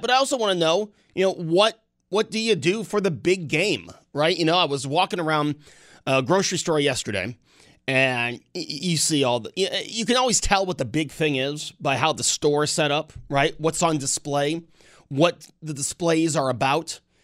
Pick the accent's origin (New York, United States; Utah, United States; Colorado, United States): New York, United States; growing up in New York State as a conservative-minded person